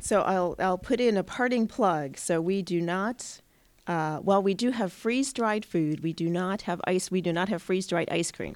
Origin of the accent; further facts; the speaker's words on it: Pittsfield, Massachusetts, United States; I grew up in Pittsfield, so it's very close to my hometown